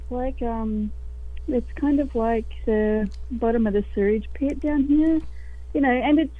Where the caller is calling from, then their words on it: Australia; I'm currently calling from Australia.